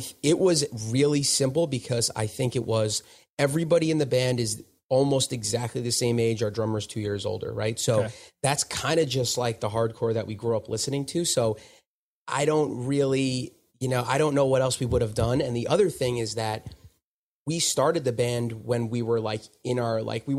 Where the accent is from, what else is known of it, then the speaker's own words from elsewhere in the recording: Smithtown, New York, United States; so I was born in Smithtown, which is on Long Island.